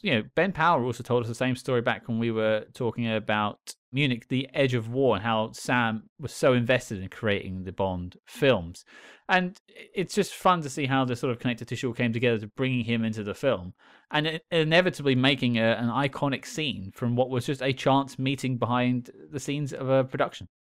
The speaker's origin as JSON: {"language": "English", "country": "United Kingdom", "said": "I'm British"}